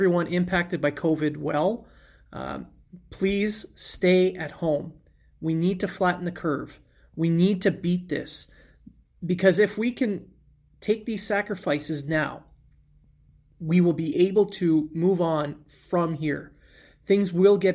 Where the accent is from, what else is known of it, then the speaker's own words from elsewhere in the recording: Sudbury, Ontario, Canada; my hometown Sudbury